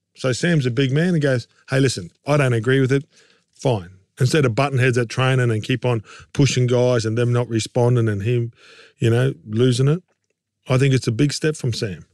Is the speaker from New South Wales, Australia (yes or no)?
no; Queensland, Australia; being a Queenslander